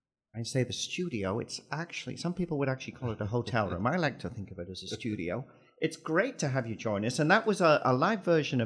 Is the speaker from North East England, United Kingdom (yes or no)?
yes; Sunderland, North East England, United Kingdom; moved away as an adult; now in Canada; my hometown of Sunderland.